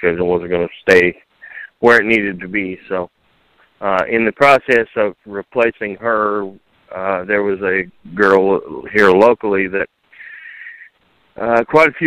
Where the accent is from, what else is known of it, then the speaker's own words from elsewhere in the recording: Southern Illinois, United States; also born or lived in Nashville; we're from Southern Illinois.